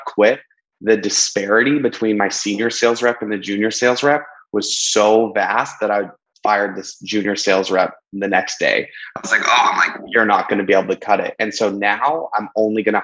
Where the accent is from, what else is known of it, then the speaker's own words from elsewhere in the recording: Canadian in British Columbia, Canada; I'm just Canadian in British Columbia